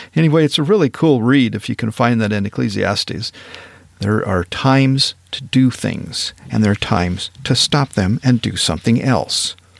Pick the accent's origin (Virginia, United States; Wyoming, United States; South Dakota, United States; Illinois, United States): Wyoming, United States; Powell; moved away as an adult; also born or lived in East Texas; I grew up in Northwest Wyoming, real close to Yellowstone Park, in a town called Powell, Wyoming